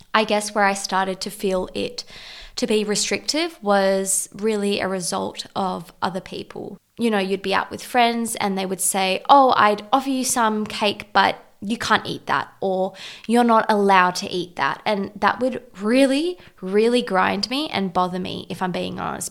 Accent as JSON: {"language": "English", "country": "South Africa", "said": "being South African and Portuguese"}